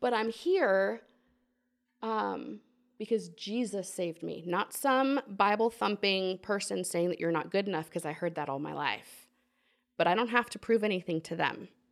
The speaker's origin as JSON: {"language": "English", "town": "Portland", "region": "Oregon", "country": "United States", "tie": "born or raised there", "also_born_or_lived": "Walla Walla, Washington", "moved": "as an adult", "lives_now": "Alexandria, United States", "said": "I grew up in Portland, Oregon."}